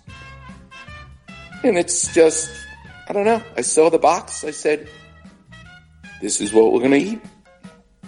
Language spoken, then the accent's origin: English; New York, United States; I'm Jewish and I'm from New York